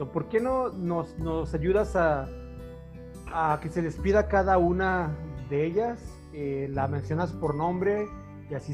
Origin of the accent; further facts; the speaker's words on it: Jalisco, Mexico; Este, pues todos somos de Jalisco entonces, ¿no?